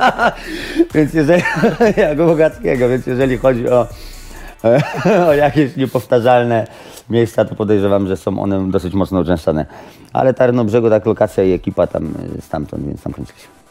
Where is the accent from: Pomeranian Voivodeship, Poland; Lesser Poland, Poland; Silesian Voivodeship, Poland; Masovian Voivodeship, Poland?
Masovian Voivodeship, Poland; Radom; też jestem z Radomia